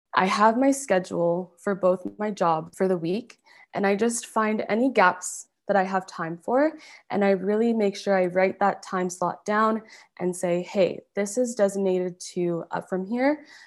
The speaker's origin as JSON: {"language": "English", "town": "Calgary", "region": "Alberta", "country": "Canada", "tie": "born or raised there", "also_born_or_lived": "Montreal, Quebec", "said": "I was born in Montreal, Quebec. I moved to Calgary, Alberta, when I was around six years old, and I've been here ever since."}